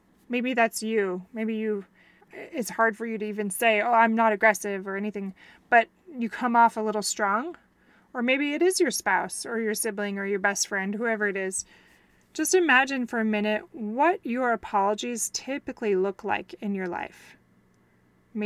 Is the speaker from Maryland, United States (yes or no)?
no; Wisconsin, United States; moved away; I'm from Wisconsin